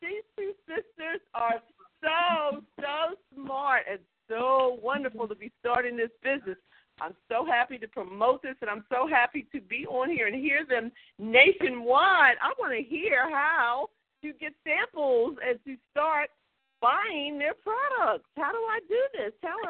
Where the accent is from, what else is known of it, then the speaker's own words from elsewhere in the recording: Philadelphia, Pennsylvania, United States; I am from Philadelphia, and I am actually the aunt of one of these sisters.